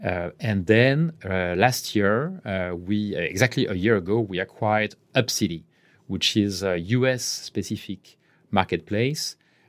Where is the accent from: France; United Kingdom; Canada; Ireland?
France; English is a second language; now in Barcelona, Spain; I am French, as you can guess from my terrible accent. But I've been in Barcelona, and I've been in Barcelona for the last 16 years now.